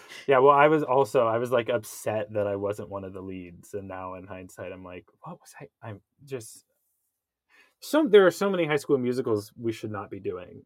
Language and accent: English; Kansas, United States; I grew up in Kansas